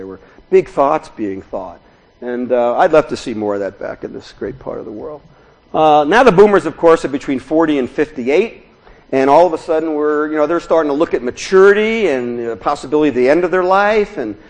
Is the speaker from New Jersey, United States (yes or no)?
yes; Newark, New Jersey, United States; moved away as an adult; also born or lived in Big Sur, California / Berkeley, California; now in Orinda, United States; I grew up in Newark, New Jersey, for any of you who want a historical reference, and came out to California.